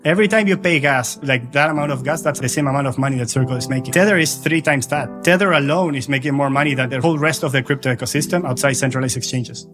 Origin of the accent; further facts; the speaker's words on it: Argentina; I'm originally from Argentina, lived through high inflation for a long time